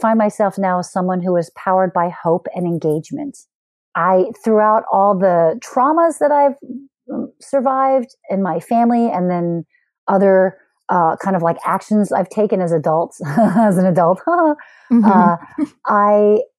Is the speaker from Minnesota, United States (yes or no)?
no; Philadelphia, Pennsylvania, United States; moved away as an adult; also born or lived in Austin, Texas / South Korea / Los Angeles; now in Chicago, United States; I'm born and raised in Philly